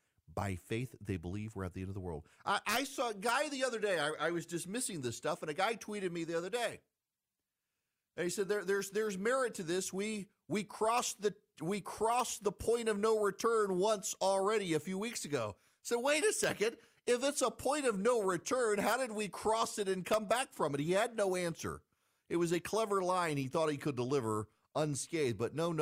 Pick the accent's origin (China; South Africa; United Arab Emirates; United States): United Arab Emirates; Dubai; That's why I grew up in Dubai.